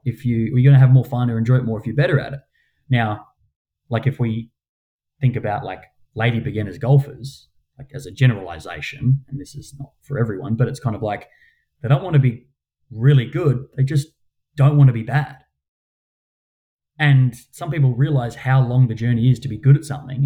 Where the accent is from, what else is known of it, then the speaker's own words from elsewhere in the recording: Perth, Western Australia, Australia; I come from Mount Lawley